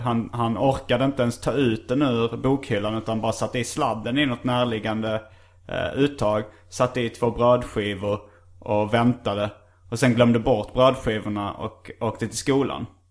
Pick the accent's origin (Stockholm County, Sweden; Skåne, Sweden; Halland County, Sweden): Skåne, Sweden; Hjärup; Hjärup, min hemort